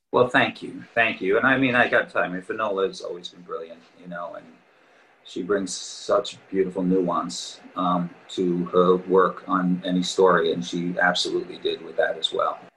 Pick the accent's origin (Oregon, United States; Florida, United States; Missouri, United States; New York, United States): New York, United States; Long Island; moved away as an adult; also born or lived in Queens, New York / Boston / Manhattan / Montclair, New Jersey; I was born and raised in New York. Uh, I was born in Queens. Uh, I lived there till I was eight years old and grew up on Long Island